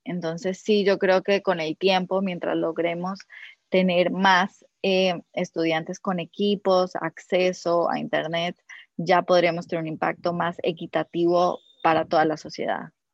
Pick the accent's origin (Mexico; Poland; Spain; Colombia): Colombia; moved away as an adult; also born or lived in United States; now in Peru; yo, soy colombiana